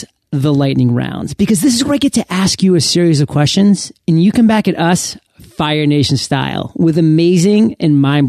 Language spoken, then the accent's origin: English; Maine, United States; now in San Diego, United States; I came from San Diego. {S2} You did. {S0} But then again, I am born and raised in Maine